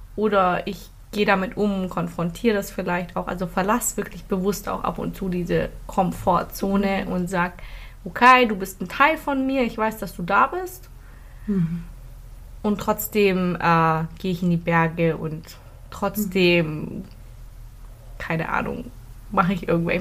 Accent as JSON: {"language": "German", "country": "Philippines", "tie": "born or raised there", "moved": "yes", "lives_now": "Germany", "said": "Ich bin auf den Philippinen aufgewachsen"}